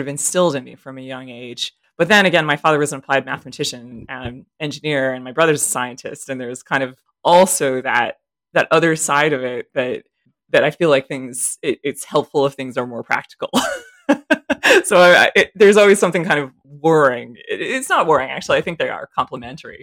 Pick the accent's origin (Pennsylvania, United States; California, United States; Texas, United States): California, United States; Berkeley; I grew up in a neighborhood, I'm from California originally and from Berkeley, that's sort of outside of San Francisco